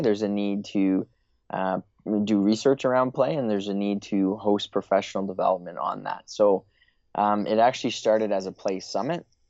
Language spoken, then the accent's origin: English; Eastern Canada, Canada; moved away; I'm originally from Eastern Canada, currently living, uh, in Western Canada